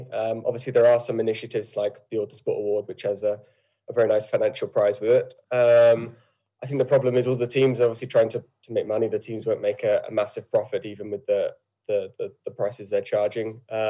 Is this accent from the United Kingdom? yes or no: yes; United Kingdom; But I would say I'm British. Obviously, I don't have the Irish accent for one. But I've grown up in the UK and lived my whole life here.